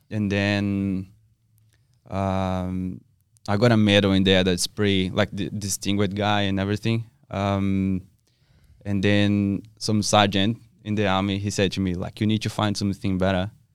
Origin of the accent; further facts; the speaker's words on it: South Region, Brazil; English is a second language; moved away as an adult; now in Perth, Australia; I'm from South Brazil